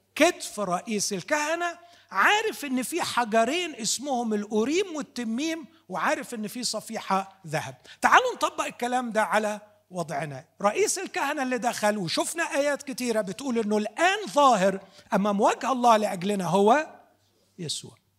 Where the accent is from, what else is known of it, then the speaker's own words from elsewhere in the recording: Upper Egypt, Egypt; عندنا في الصعيد